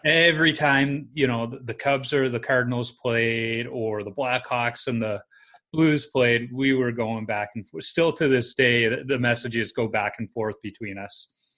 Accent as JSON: {"language": "English", "town": "Chicago", "region": "Illinois", "country": "United States", "tie": "born or raised there", "also_born_or_lived": "Minnesota", "said": "growing up in the '80s in Chicago"}